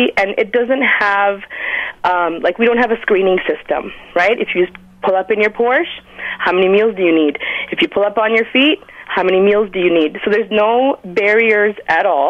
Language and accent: English; Winnipeg, Manitoba, Canada; now in Toronto, Canada; I'm from Winnipeg, but obviously I'm living in Toronto now